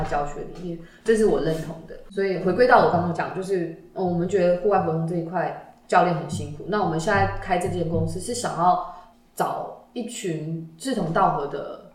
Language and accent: Chinese; Miaoli County, Taiwan; moved away; 我小时候是在苗栗一个山城长大